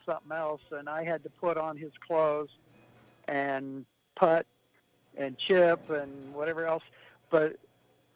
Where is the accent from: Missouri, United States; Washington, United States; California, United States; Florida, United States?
Washington, United States; I was from Washington.